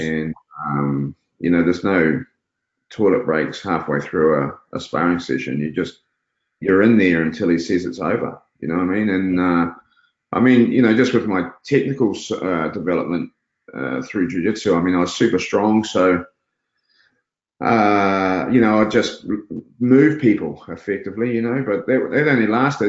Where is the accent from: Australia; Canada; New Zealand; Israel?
New Zealand; Auckland; We lived, we grew up in Glen Eden, so we lived on the on the premises.